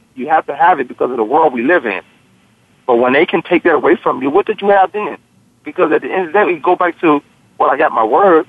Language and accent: English; Newport News, Virginia, United States; I come from Newport News, Virginia. They call my place Bad News, Virginia